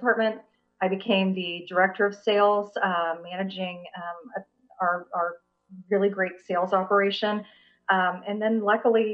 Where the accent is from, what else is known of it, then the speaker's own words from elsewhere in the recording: Topeka, Kansas, United States; also born or lived in Baldwin City, Kansas; now in Kansas City, United States; I did grow up in Topeka, Kansas.